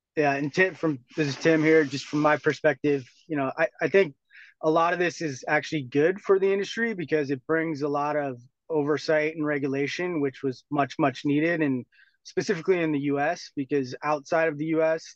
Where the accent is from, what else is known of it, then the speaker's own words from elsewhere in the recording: Bay Area, California, United States; also born or lived in Europe; I grew up in the Bay Area, did my undergrad here